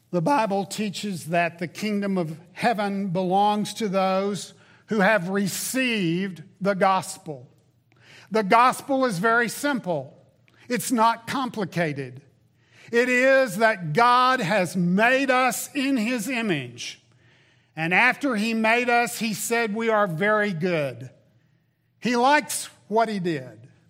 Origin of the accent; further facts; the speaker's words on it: the South, United States; moved away; Growing up in the South